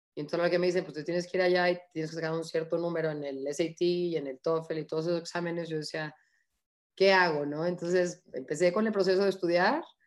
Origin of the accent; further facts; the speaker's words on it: Mexico; como somos los mexicanos